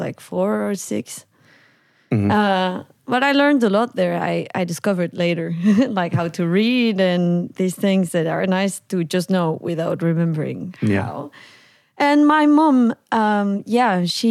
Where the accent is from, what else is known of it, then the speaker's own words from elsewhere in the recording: Veracruz, Mexico; moved away as an adult; now in Amsterdam, Netherlands; I was born and raised in Mexico, in the province of Veracruz, in a little rural area called Rancho Viejo or Tlanelhuayocan.